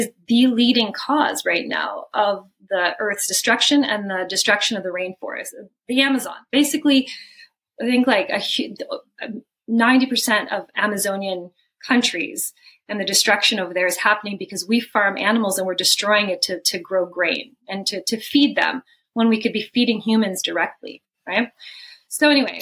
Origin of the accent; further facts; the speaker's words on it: Canada; I'm Canadian, you know, supposed to be working in Canada